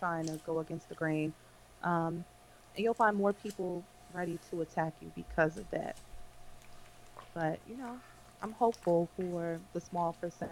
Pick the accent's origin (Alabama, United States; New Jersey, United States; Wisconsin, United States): New Jersey, United States; I was in Jersey my whole life